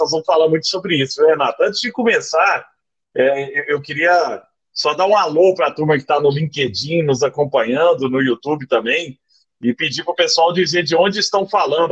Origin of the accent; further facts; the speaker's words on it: Araguari, Minas Gerais, Brazil; na minha infância em Araguari, né, no Triângulo Mineiro